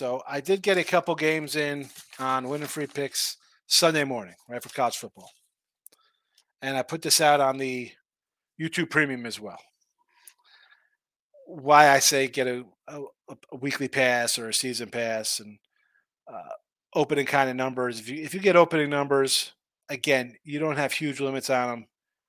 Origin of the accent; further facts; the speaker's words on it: Atlanta, Georgia, United States; I'm from Atlanta.